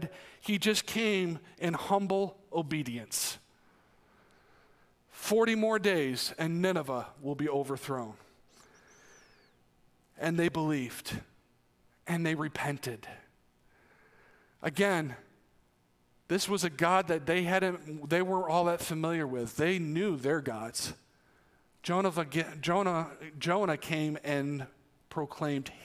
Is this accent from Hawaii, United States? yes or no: no; New York, United States; moved away; they found out I'm from New York and they're like, oh, New York City. No, not New York City. New York City's 250 miles away